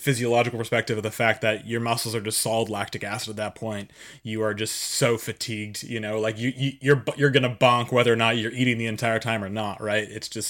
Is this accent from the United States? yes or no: yes; Massachusetts, United States; moved away as an adult; also born or lived in Durango; I came from Massachusetts where I grew up